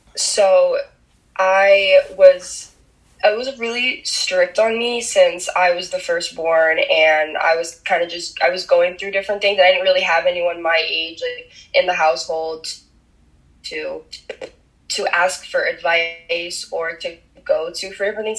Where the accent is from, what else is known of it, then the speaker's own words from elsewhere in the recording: New Jersey, United States; first language Spanish; English is a second language; I was actually born and raised in New Jersey, and I still live here to this day in a really small town